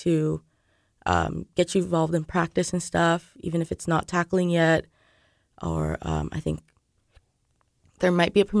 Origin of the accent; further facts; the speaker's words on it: California, United States; moved away as an adult; now in Lawrence, United States; I'm from California, so I don't even know anybody here in Lawrence or in Kansas